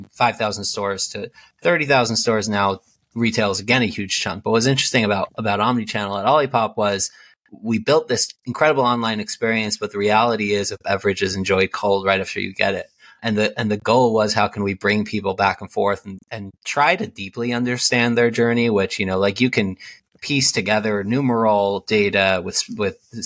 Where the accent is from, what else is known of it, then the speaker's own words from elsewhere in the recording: New Jersey, United States; also born or lived in Israel; I grew up in Jersey, number two of 10 children, very ultra-Orthodox Jewish world